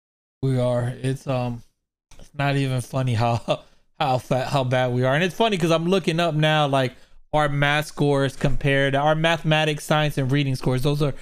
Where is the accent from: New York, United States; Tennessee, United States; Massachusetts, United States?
New York, United States; now in Florida, United States; Back in the days, I grew up in New York